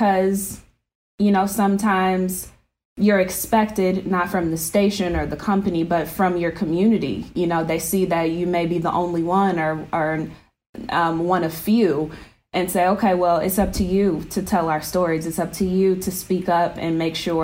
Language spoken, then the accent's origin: English; Detroit, Michigan, United States; Growing up in Metro Detroit